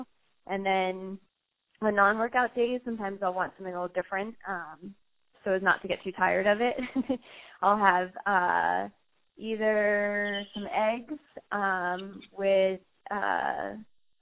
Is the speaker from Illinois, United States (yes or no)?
no; Marblehead, Massachusetts, United States; growing up in Marblehead